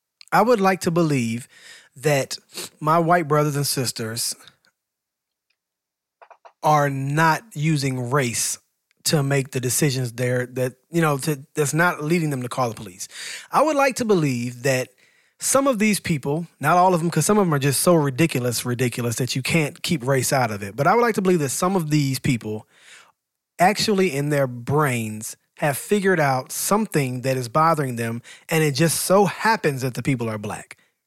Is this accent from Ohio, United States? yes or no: no; Atlanta, Georgia, United States; I'm from Atlanta, so I come from Freaknik.